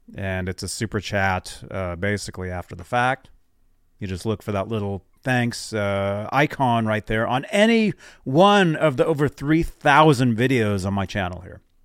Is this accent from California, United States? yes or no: no; Phoenix, Arizona, United States; I grew up in Phoenix.